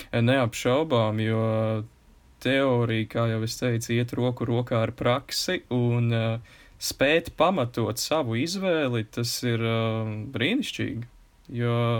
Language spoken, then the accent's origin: Latvian; Kuldīga, Kuldīga Municipality, Latvia; accent: Courland (clipped endings); es esmu no kurzemes un kuldīgs, mums ir raksturīgi norautās galotnes